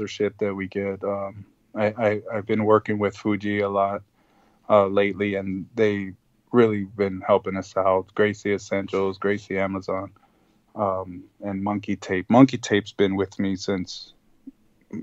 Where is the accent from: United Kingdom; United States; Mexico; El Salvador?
El Salvador; first language Spanish; English is a second language; moved away; when I was 6 months old, we went to El Salvador, so Spanish was actually my first language